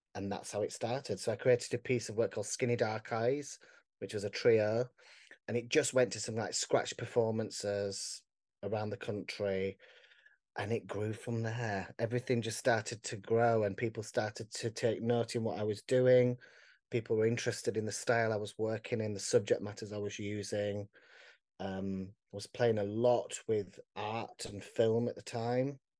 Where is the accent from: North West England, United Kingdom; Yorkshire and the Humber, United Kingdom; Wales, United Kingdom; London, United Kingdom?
Yorkshire and the Humber, United Kingdom; Barnsley; I'm from Barnsley